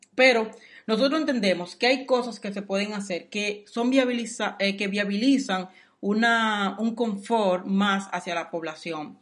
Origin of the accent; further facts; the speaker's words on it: Dominican Republic; moved away; soy dominicano